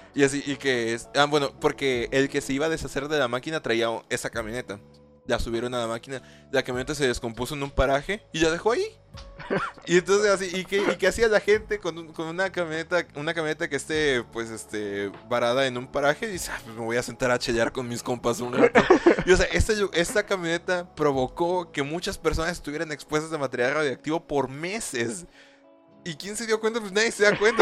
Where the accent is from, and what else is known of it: Mexico